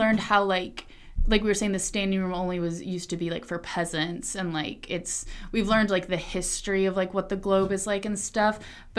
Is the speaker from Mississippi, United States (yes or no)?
no; Atlanta, Georgia, United States; I'm from Atlanta.